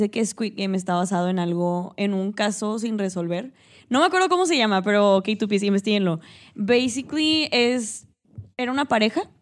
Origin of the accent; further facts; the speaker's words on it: Mexico; porque uno como mexicano, o sea, nosotros que nos no puedo hablar